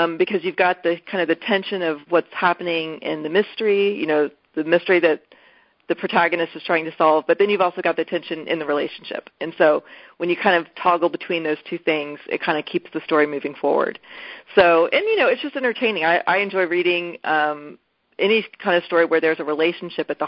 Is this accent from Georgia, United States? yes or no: no; Houston, Texas, United States; now in Austin, United States; I grew up in Houston.